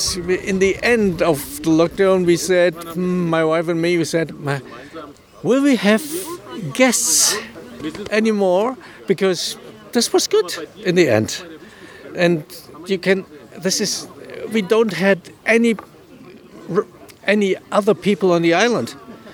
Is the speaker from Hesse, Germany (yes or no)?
yes; Frankfurt, Hesse, Germany; moved away as an adult; now in Islay, United Kingdom; We are originally from Frankfurt in Germany. This means a big, big city, an international city.